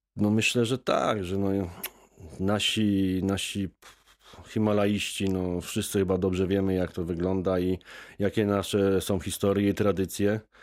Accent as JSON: {"language": "Polish", "country": "Poland", "tie": "born or raised there", "said": "ja się wychowałem w górach, urodziłem się w górach"}